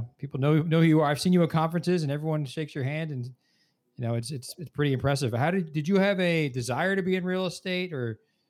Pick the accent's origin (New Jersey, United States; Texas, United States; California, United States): New Jersey, United States; I'm a Jersey kid, too.